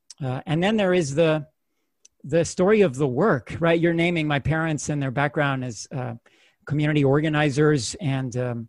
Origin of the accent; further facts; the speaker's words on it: United States; born there; My experience as a first generation, U.S. born, to them, to that particul